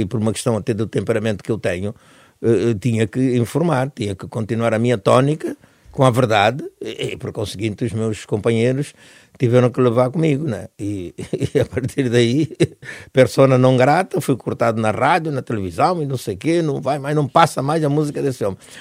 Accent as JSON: {"language": "Portuguese", "country": "Angola", "tie": "born or raised there", "also_born_or_lived": "Netherlands / Portugal", "moved": "as an adult", "said": "eu, mesmo na Europa, consigo continuar a ser o africano que fui em Angola"}